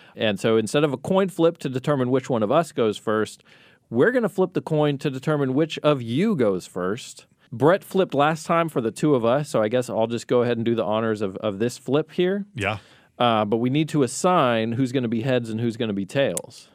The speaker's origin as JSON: {"language": "English", "region": "Colorado", "country": "United States", "tie": "born or raised there", "also_born_or_lived": "Long Beach, California", "moved": "yes", "said": "I grew up in Colorado where we have all four seasons"}